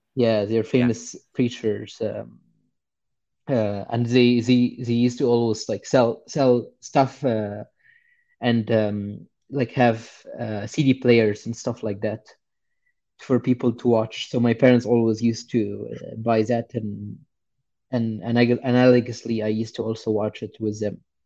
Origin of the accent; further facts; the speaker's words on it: Egypt; I grew up in Egypt and I was born somewhere uh, like sometime in the 90s.